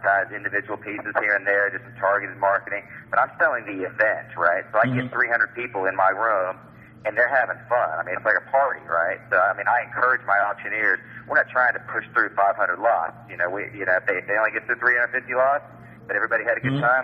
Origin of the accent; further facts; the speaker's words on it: Atlanta, Georgia, United States; I grew up in Atlanta in the antique business